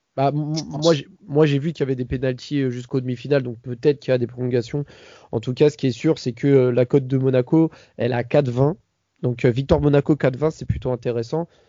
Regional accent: Paris, Île-de-France, France; je suis parisien

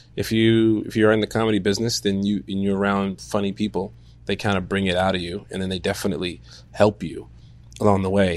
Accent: Chicago, Illinois, United States; I am from Chicago

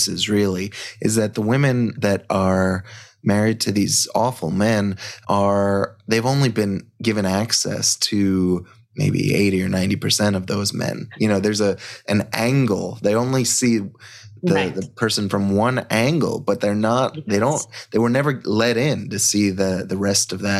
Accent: Long Island, New York, United States; I grew up on Long Island

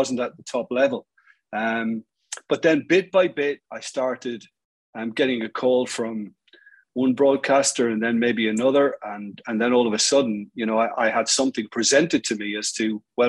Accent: Waterford, Munster, Ireland; moved away; also born or lived in Dublin / Liverpool / Leeds; my hometown, Waterford, in the Republic of Ireland

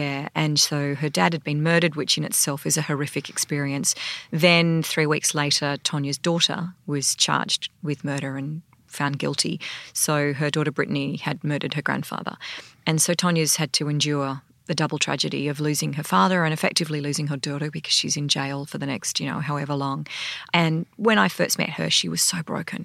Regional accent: Sydney, New South Wales, Australia; I grew up in Sydney

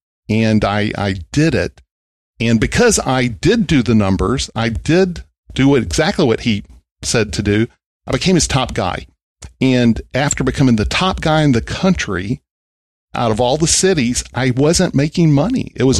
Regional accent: Vernon, Texas, United States; Yeah, you know, I grew up in a small town, Vernon, Texas. Never went to college, and really good parents. I was the youngest of four by a lot.

